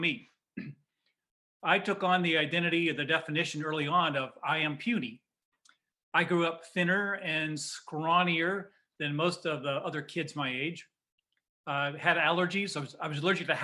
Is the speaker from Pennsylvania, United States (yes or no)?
no; Indiana, United States; a kid growing up in Indiana